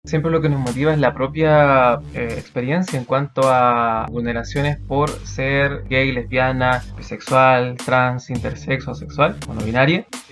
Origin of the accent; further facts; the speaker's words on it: Punta Arenas, Magallanes and Chilean Antarctica, Chile; moved away as an adult; now in Valdivia, Chile; Me considero alguien muy sureño. Toda mi vida la he vivido en el sur, crecí en Punta Arenas y a los 18 años me vine a vivir acá mm, a Valdivia por estudios